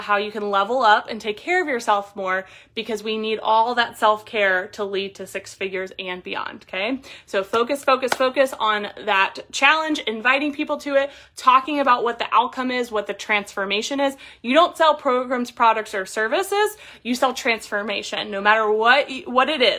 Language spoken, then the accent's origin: English; Columbus, Ohio, United States; I'm a woman from Columbus, Ohio